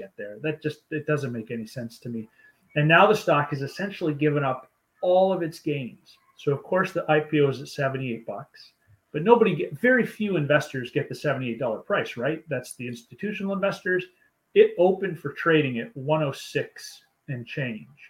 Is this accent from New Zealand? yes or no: no; Canada; I'm Canadian